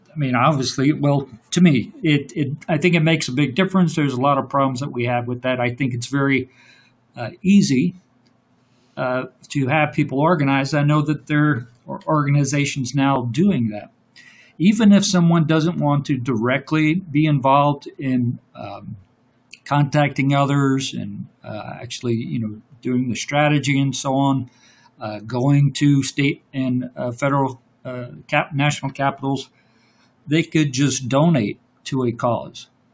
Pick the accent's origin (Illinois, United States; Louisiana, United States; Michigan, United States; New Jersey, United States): Louisiana, United States; I'm from Louisiana